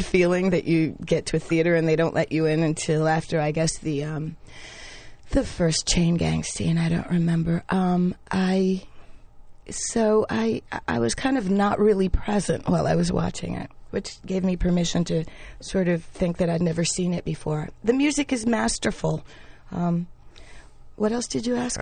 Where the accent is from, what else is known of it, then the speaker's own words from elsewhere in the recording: New York, United States; also born or lived in Panama; I grew up in the West Village